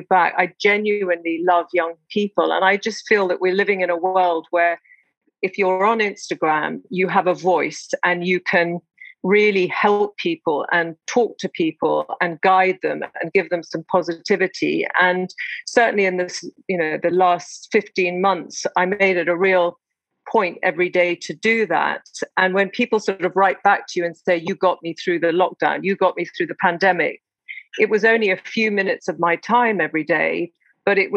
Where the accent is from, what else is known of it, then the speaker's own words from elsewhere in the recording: South Africa; now in London, United Kingdom; you being South African like I am